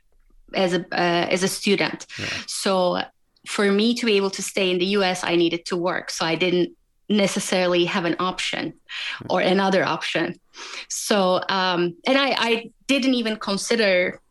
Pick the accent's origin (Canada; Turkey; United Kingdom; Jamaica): Turkey; moved away as an adult; also born or lived in Germany / Washington, D.C., United States; I grew up in Turkey up until college, and then I moved to Germany for my master's